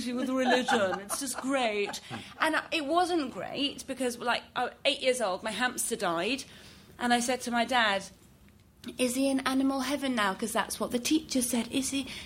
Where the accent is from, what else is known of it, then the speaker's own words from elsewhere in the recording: Iran; moved away; I'm originally from Iran